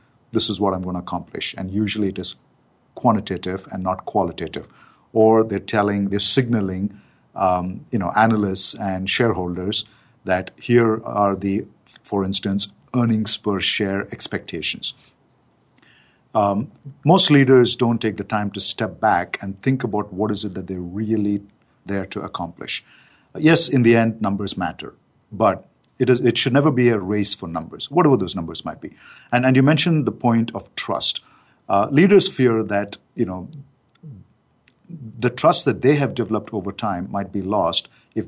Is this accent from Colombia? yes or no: no; India; being an Indian guy